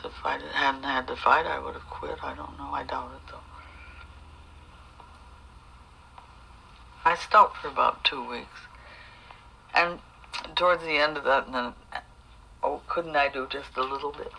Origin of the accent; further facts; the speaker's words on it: United States; now in France; I'm an American gestural painter